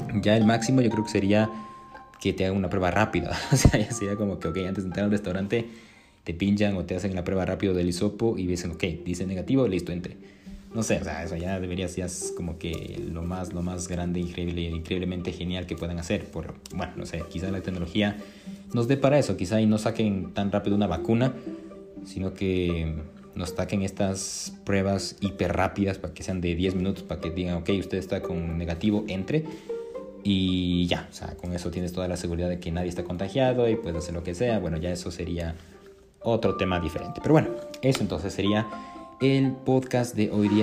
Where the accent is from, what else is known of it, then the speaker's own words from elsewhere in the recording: Ecuador; aquí en mi país, en Ecuador